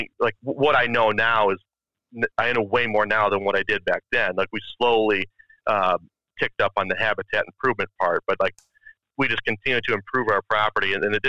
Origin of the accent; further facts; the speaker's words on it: Grand Rapids, Michigan, United States; Born and raised, yeah. Okay. I'm from Grand Rapids, Michigan, is where I was born.